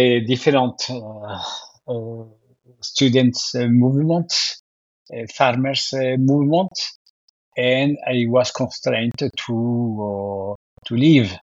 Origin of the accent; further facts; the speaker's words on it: Tunja, Boyacá, Colombia; moved away as an adult; also born or lived in Cali, Colombia; now in Paris, France; I was born in Colombia, in a small town in the Andes Cordillera, in the mountain, near to 3,000 meters, Tunja.